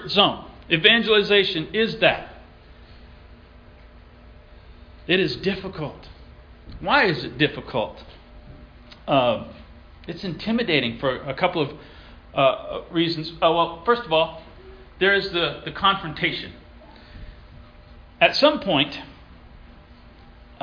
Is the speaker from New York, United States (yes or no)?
yes; Elmira, New York, United States; I was born in Elmira, New York